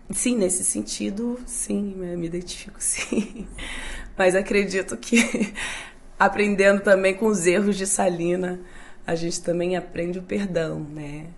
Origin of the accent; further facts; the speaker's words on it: Volta Redonda, Rio de Janeiro, Brazil; Eu sou de Volta Redonda. Volta Redonda é o interior do Rio, do, do, do país, do Brasil.